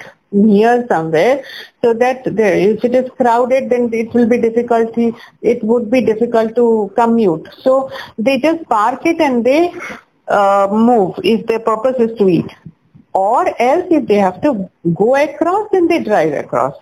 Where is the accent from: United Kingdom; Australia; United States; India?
India; Jamshedpur, Jharkhand; I'm from Jamshedpur, which is in Jharkhand.